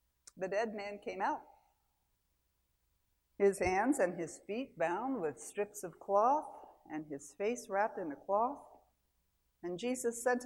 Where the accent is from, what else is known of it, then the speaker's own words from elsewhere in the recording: Mechanicsburg, Pennsylvania, United States; I'm from Mechanicsburg, Pennsylvania, which means a town that a bunch of mechanics founded in the 1800s